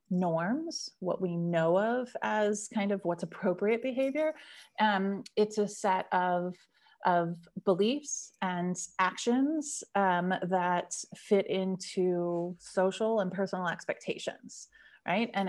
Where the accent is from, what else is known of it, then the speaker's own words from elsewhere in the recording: United States; accent: American; moved away as an adult; now in Stockholm, Sweden; you can probably hear from my accent. I'm American. Um, I just moved to Stockholm in December